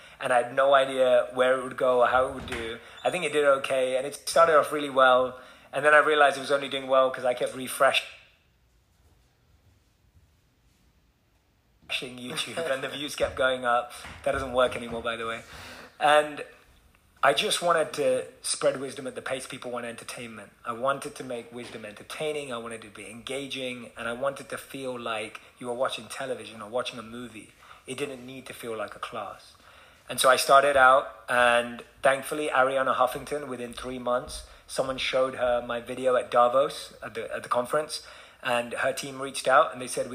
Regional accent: London, United Kingdom; moved away; Being born and raised in London, I was just like, how does this connect to that 18-year-old kid in London that I used to be?

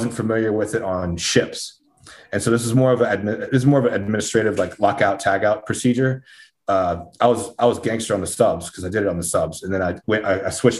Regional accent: Slidell, Louisiana, United States; moved away as an adult; my hometown, Slidell, Louisiana

